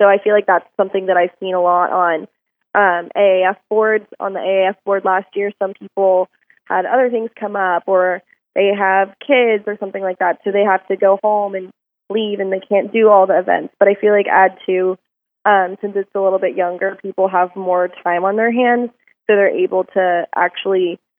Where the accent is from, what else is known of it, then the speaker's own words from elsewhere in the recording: Atlanta, Georgia, United States; now in Fort Worth, United States; I'm from Atlanta, Georgia originally, so I really didn't know anyone in Fort Worth or Texas